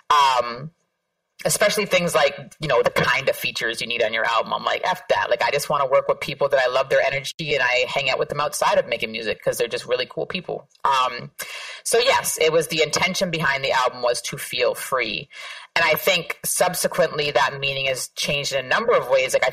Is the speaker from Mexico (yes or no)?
no; Canada; also born or lived in Toronto; now in Queens, United States; this might be a, a, controversial statement for me to make as a Canadian, but unequivocally, the place that I feel most at home is that block